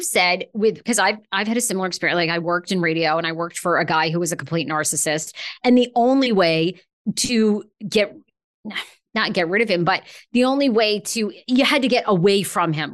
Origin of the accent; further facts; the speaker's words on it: Maine, United States; moved away; I grew up in Maine